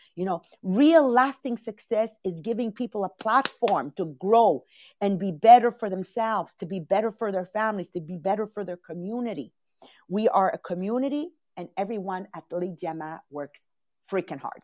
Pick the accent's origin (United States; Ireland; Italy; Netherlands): Italy; moved away; Italian born